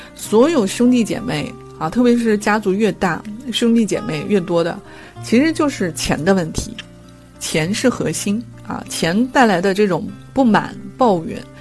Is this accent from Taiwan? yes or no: no; China; 我们中国人的思维就是把一，一，一，一切东西都混为一谈